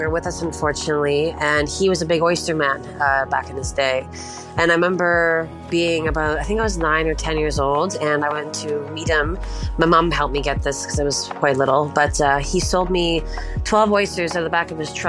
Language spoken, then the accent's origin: English; Prince Edward Island, Canada; I'm currently located in Ontario, but I'm from the east coast of Canada. I'm from Prince Edward Island, which is like the smallest island in Canada